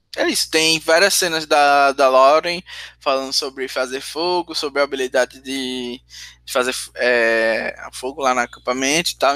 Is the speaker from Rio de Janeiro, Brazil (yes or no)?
no; Sergipe, Brazil; accent: nordestino; eu sou de Sergipe